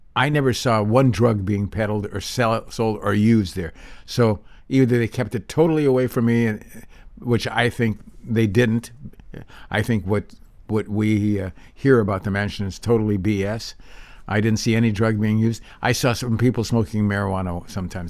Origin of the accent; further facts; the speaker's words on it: Santa Monica, California, United States; also born or lived in Big Bear; I grew up here in Santa Monica